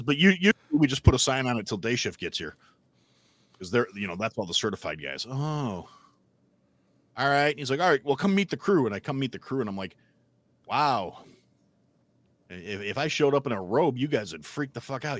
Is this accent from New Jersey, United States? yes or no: no; Wisconsin, United States; now in Illinois, United States; I grew up in Wisconsin